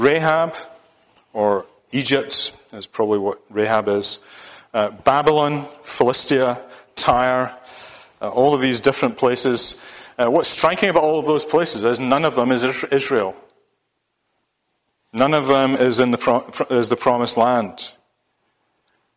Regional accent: Ayrshire, Scotland, United Kingdom; now in Solihull, United Kingdom; I was born and grew up in Ayrshire, in Scotland.

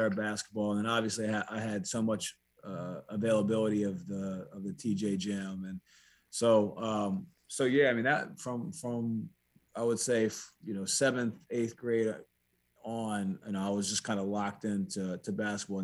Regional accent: Frederick, Maryland, United States; also born or lived in Walkersville, Maryland / Latrobe, Pennsylvania; I grew up in Frederick

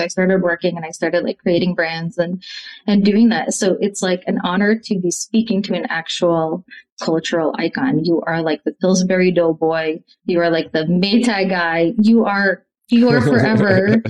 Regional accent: Connecticut, United States; moved away as an adult; also born or lived in Russia; now in New York, United States; So I grew up in Connecticut, so I was always coming into New York, but I didn't move till 2004. And I moved to Spanish Harlem

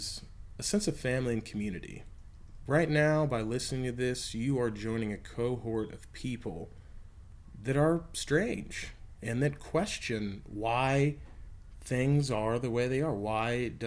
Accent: Texas, United States; look at Texas. It's where my home state

